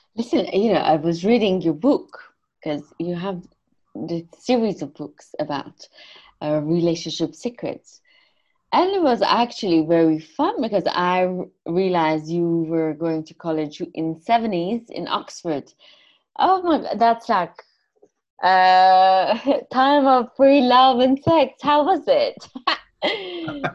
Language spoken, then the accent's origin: English; Iran; moved away; I'm Armenian from Iran